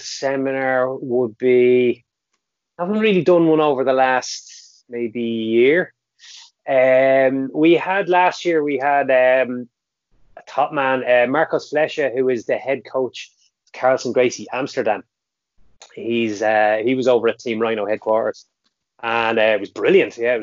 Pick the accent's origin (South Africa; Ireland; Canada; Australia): Ireland; County Meath, Leinster; I'm from County Meath, I'm from Ritholt in Meath